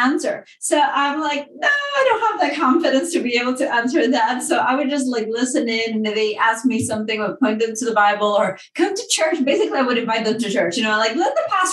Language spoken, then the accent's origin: English; Dominican Republic; moved away; I grew up in the Dominican Republic